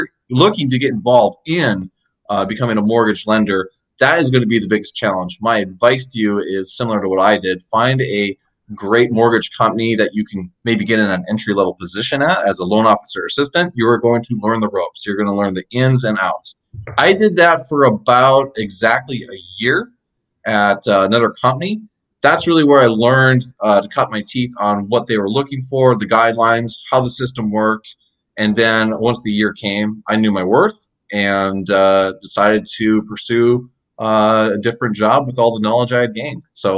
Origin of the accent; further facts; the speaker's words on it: Fargo, North Dakota, United States; now in Florida, United States; I moved down here from Fargo, North Dakota about 7 years ago.